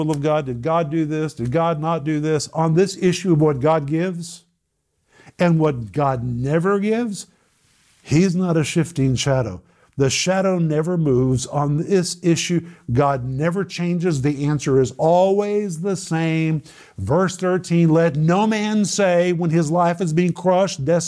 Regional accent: Oklahoma, United States; I grew up in Oklahoma

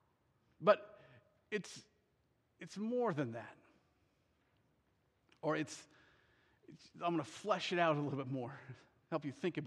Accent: Iowa, United States; I grew up in Iowa

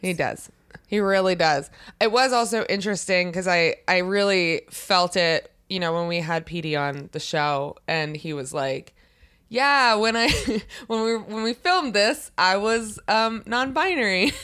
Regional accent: near Baltimore, Maryland, United States

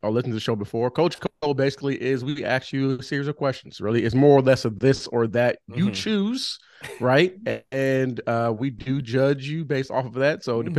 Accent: Pomona, California, United States; I'm from Southern California.

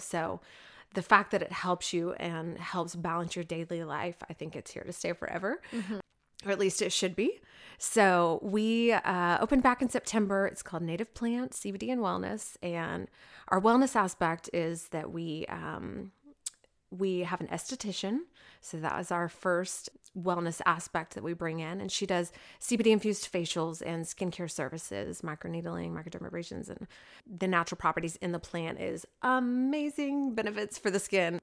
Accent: Oklahoma City, Oklahoma, United States; I was raised in the Oklahoma City area

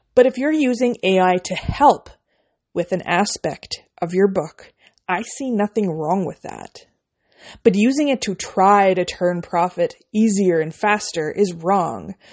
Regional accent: Canada; I'm a Canadian indie author

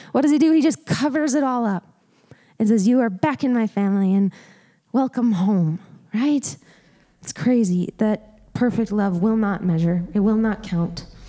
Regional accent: Montana, United States; I grew up in Montana. Uh, loved it there. It's beautiful in the Missoula area

